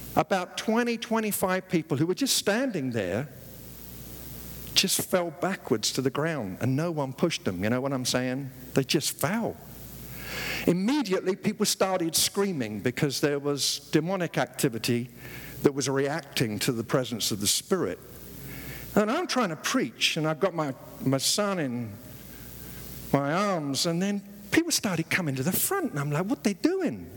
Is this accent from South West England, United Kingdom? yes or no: no; London, United Kingdom; moved away as an adult; now in United States; When I was growing up in the East End of London